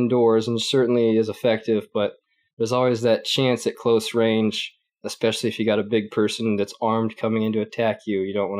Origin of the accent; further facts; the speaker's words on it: United States; because as an American, there's this sense that it's kind of in the past. There's still the American dream.